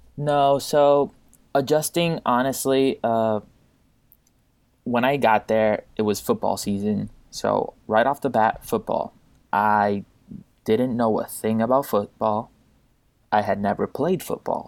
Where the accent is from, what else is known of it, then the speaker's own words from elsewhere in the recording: Puerto Rico; I'm from Puerto Rico, uh, born and raised there